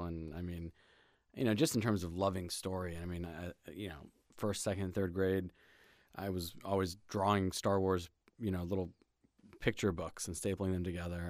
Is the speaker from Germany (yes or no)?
yes; Germany; born there; also born or lived in Hawaii / Indiana / Virginia / Brussels; So I was born in Germany to an Ecuadorian father and an English mother, and kind of grew up all sorts of places. Grew up in, I lived in Hawaii and in Indiana, Virginia, back to Germany, Brussels, Belgium, back to Germany